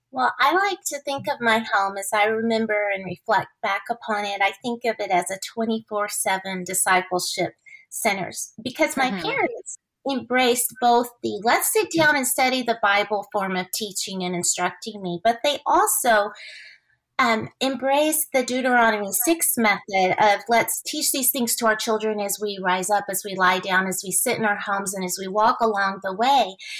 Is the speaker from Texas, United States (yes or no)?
yes; Houston, Texas, United States; i grew up in the city of houston